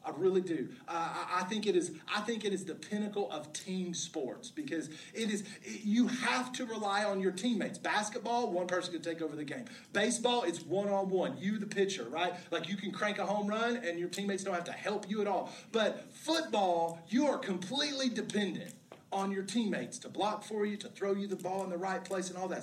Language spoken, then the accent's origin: English; West Virginia, United States; I grew up in West Virginia